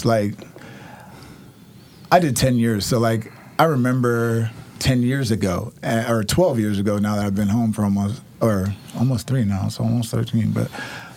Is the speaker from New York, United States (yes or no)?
yes; New York, United States; now in Oregon, United States; I'm from New York